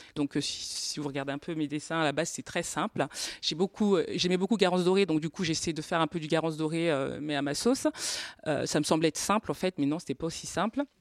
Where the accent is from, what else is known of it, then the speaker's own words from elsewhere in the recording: Normandy, France; je viens de Normandie